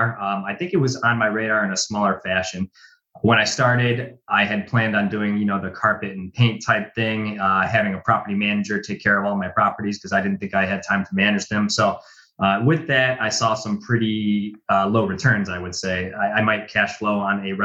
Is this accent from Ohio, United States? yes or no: yes; Cleveland, Ohio, United States; I was born and bred in Cleveland, Ohio. I live in some suburbs on the east side of Cleveland